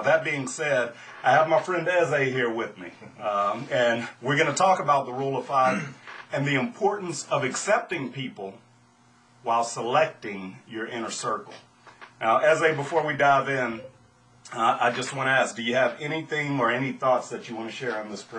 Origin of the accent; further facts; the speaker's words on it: Louisiana, United States; but I was born and raised in South Louisiana. Now, to most people, I have no accent.